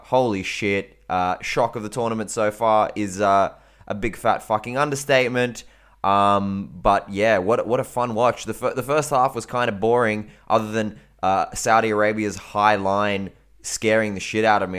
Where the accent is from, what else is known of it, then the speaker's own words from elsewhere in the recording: Australia; I'm fucking Australian